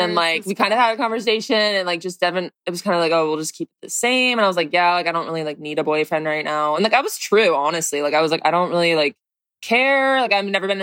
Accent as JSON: {"language": "English", "town": "San Diego", "region": "California", "country": "United States", "said": "I'm from San Diego"}